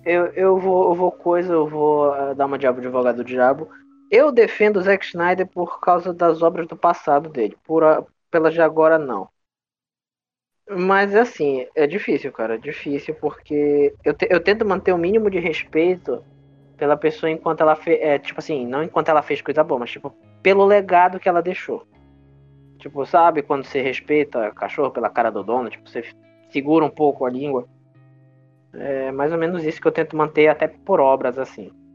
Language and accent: Portuguese; Brazil; a gente é brasileiro